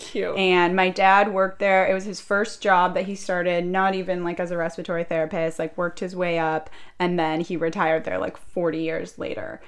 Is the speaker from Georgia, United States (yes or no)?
no; Orange County, California, United States; I'm 29 years old. I was born and raised in Orange County